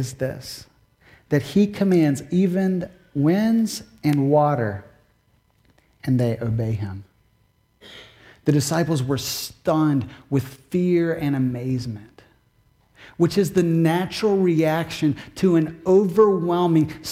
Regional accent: Kentucky, United States; now in Massachusetts, United States; growing up in Kentucky, we had more thunderstorms than we typically do in Massachusetts

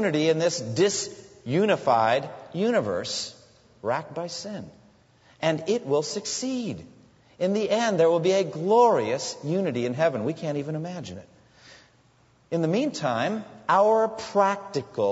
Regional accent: United States

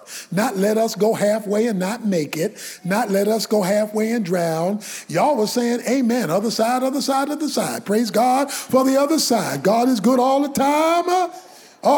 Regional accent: Baltimore, Maryland, United States; When I was a boy growing up in Baltimore, in urban Baltimore

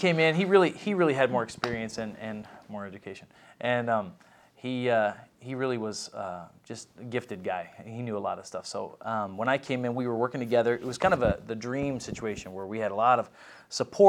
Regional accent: West Allegheny, Pennsylvania, United States; I grew up in West Allegheny in that area, so South Hills was new to me

